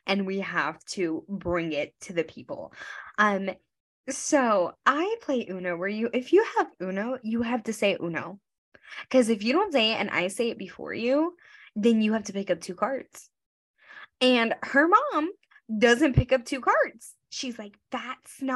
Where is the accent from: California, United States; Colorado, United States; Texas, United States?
Texas, United States; Grand Prairie; born or raised there; moved away as an adult; now in New York, United States